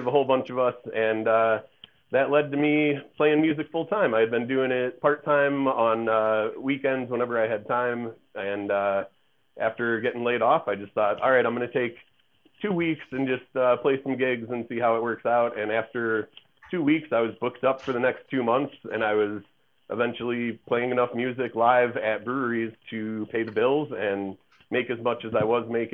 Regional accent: Chicago, Illinois, United States; moved away as an adult; also born or lived in Western New York; now in Denver, United States; I grew up in Chicago, went to Western New York for college

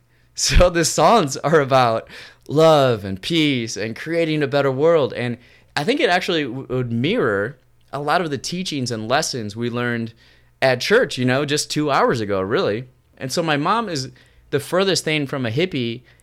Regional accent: Raymond, United States; my hometown of Raymond

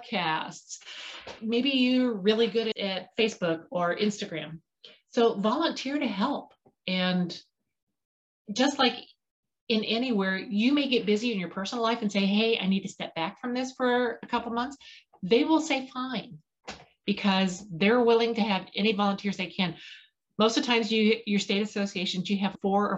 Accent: Payson, Illinois, United States; I'm from Podunk, Payson, Illinois, the middle of nowhere

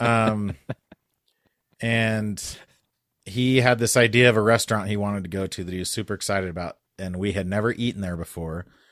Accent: New Mexico, United States; moved away; I grew up in New Mexico

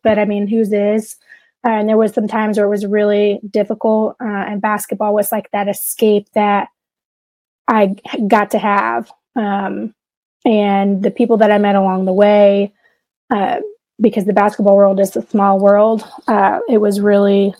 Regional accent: Florence, Kentucky, United States; accent: twang; grew up in Florence, Kentucky.

